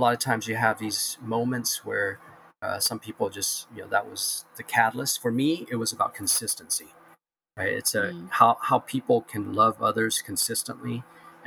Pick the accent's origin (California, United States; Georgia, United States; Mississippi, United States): California, United States; the South, Orange County; also born or lived in Southern United States; I grew up as American and apple pie as could be from the South, and eventually my parents, you know, as our family came to the U.S., they were all over the place, right? And many of them ended up in Southern California. So my parents wanted to be closer to family, and in 1987 we packed up and moved to California, and I ended up in Orange County. And finished high school here